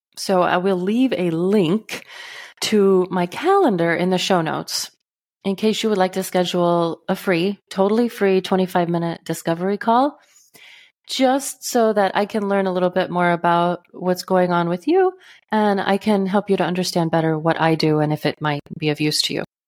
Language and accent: English; Texas, United States; now in northern Midwest, United States; I grew up in Texas. I now live in the northern Midwest